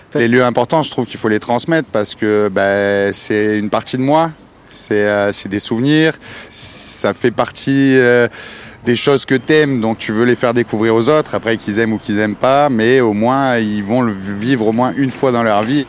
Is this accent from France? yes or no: yes; Saint-Tropez, Provence-Alpes-Côte d'Azur, France; moved away; quand je retourne dans ma ville natale, à Saint-Tropez